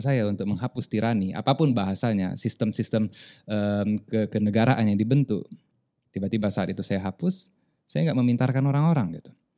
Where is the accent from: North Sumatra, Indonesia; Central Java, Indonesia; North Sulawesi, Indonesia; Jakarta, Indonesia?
North Sumatra, Indonesia; Medan; also born or lived in South Tapanuli; now in Lombok, Indonesia; saya nggak mau disebut orang Lombok, orang Medan sampai mati